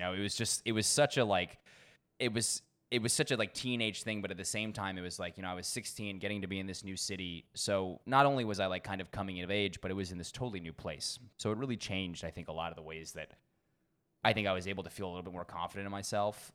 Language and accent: English; Washington, District of Columbia, United States; moved away as an adult; also born or lived in Cambridge, Massachusetts / Rennes, France; now in Bangkok, Thailand; I spent the first few years there before my parents actually ended up moving down to D C. So most of my childhood